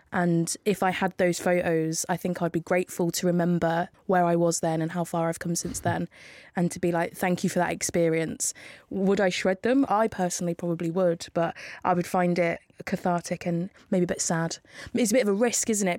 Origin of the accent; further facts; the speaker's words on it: Northampton, East Midlands, United Kingdom; I'm from Northampton.